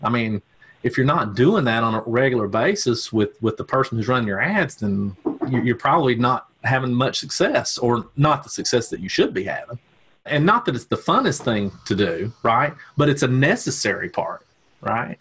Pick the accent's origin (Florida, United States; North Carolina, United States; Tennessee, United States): Tennessee, United States; I am from Tennessee